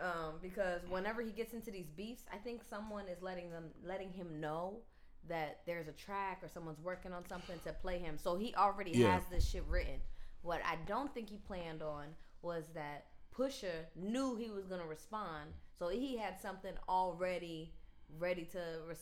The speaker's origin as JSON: {"language": "English", "town": "Philadelphia", "region": "Pennsylvania", "country": "United States", "said": "we're from Philadelphia."}